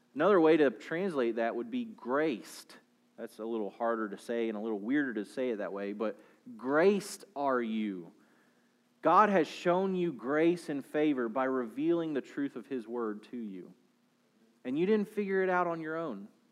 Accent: Southern United States, United States; for us as Southern American Christians

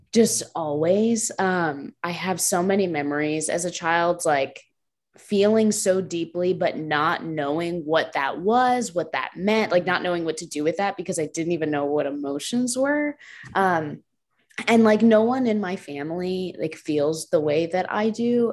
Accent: New Jersey, United States; moved away as an adult; also born or lived in Lynchburg, Virginia; now in Georgia, United States; I grew up um, in New Jersey, North Jersey, so, like, right across the George Washington Bridge, um, so I was there, like, born there and stayed there through, like, through college

